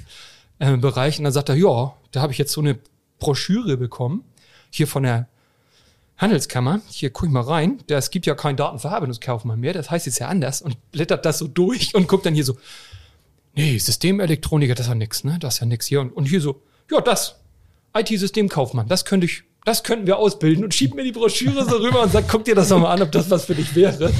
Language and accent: German; Hamburg, Germany; ich bin Hamburger Jung.